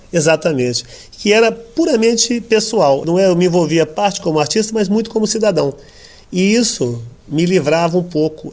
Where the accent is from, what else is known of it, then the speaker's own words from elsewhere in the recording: São Paulo, Brazil; eu venho de uma família muito humilde do Brasil, no, em São Paulo